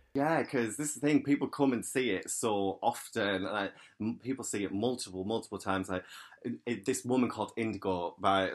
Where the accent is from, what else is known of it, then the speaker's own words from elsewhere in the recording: County Durham, North East England, United Kingdom; I'm from County Durham in the northeast